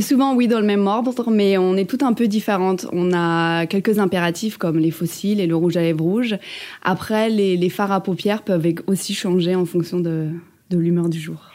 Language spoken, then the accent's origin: French; Ardennes, Grand Est, France; je viens des Ardennes